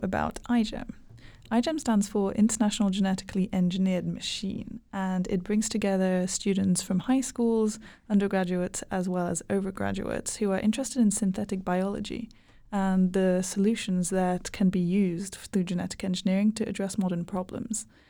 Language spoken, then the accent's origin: English; Hungary; now in Helsinki, Finland; I am from Hungary